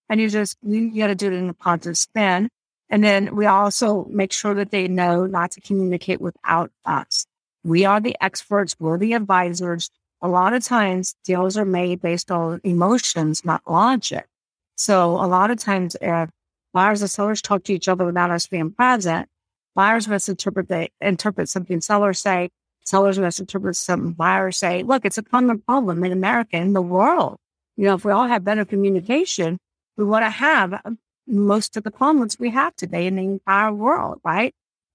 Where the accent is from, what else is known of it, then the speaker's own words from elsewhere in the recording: California, United States; So I am from California, just to throw that out there. Well, I'm from California.